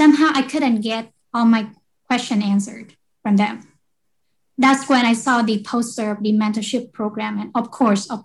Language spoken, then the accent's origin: English; Vietnam; moved away as an adult; now in United States; I grew up in Vietnam and I came to the US when I was 18 years old for education